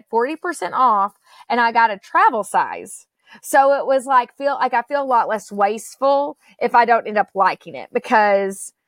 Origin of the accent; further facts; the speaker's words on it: Murray, United States; growing up in Murray without a mall